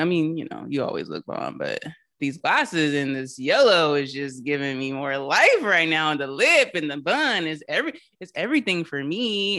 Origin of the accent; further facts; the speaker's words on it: Charleston, United States; my whole family, like I have, we're all from Charleston, but I have a lot of family that lives in Maryland